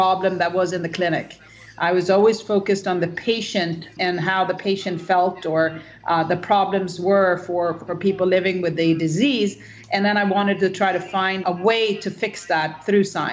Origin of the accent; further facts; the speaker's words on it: Sweden; I am Swedish. I grew up in Sweden and had a pretty healthy and happy childhood